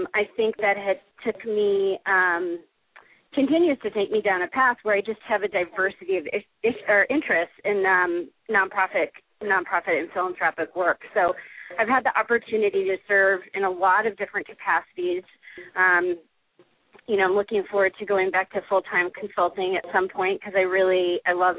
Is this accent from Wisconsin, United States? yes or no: yes; Wisconsin, United States; also born or lived in San Diego / San Francisco / New York; now in Colorado, United States; I grew up in Wisconsin in a family that was incredibly focused on volunteerism